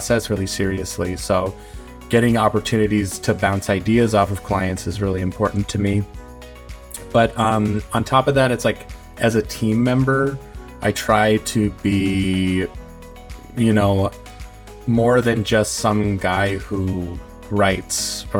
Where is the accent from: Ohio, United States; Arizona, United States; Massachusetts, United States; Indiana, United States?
Massachusetts, United States; Boston; moved away as an adult; now in Portland, United States; I'm from the Boston area, and I love it here